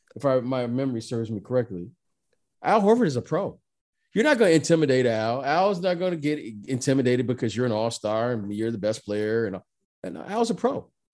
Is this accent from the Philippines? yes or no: no; Detroit, Michigan, United States; I grew up in Detroit, Michigan